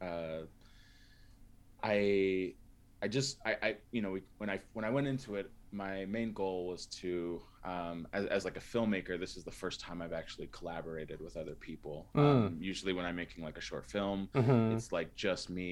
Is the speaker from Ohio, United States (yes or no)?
no; San Diego, California, United States; moved away as an adult; now in Salt Lake City, United States; I'm originally from San Diego